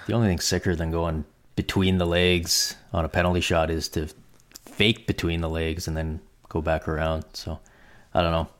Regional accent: Canada; as a Canadian

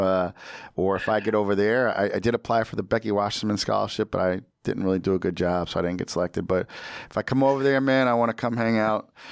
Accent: United States; I'm American

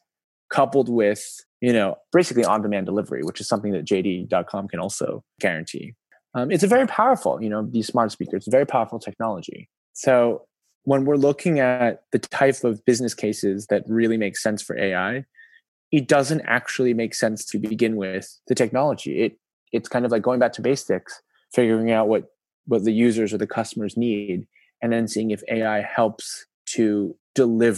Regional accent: New York, United States; moved away as an adult; now in China; My hometown is New York

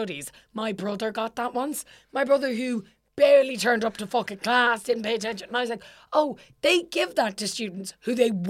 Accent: Ireland; now in United Kingdom; For example, I live in England.

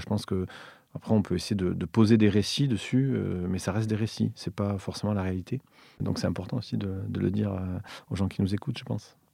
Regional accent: Villefranche-de-Rouergue, Occitania, France; moved away; also born or lived in Montreal / Paris; j'ai grandi à Villefranche-de-Rouergue, une des deux sous-préfectures de l'Aveyron

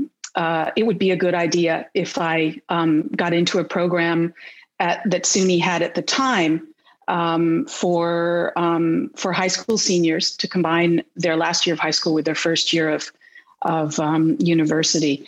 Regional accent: Helderberg Hill Towns, upstate New York, United States; moved away as an adult; now in Vancouver Island, Canada; I'm a proud Hill Towner, a proud native Hill Towner

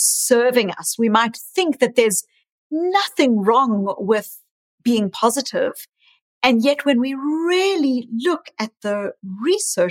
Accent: South Africa; also born or lived in New Zealand / Australia; now in Boston, United States; I was raised in South Africa, born in South Africa, but I also lived in New Zealand and in Australia for many years.

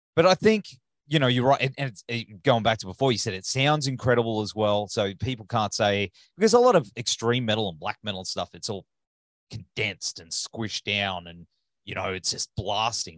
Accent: Australia; accent: Australian; my Australian accent

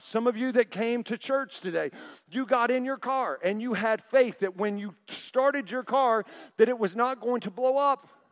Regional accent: Oklahoma City, Oklahoma, United States; growing up in Oklahoma City as a kid in seventh grade

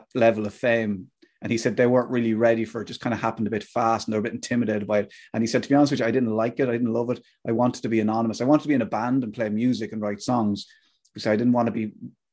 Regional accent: Athlone, Westmeath, Ireland; when I was from Athlone, I said Athlone.

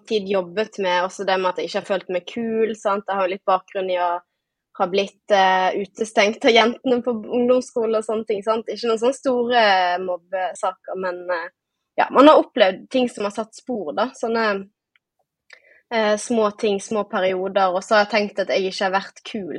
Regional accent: Bergen, Vestland, Norway; accent: Bergen dialect; som man sikkert hører på dialekten, så er jeg fra Bergen

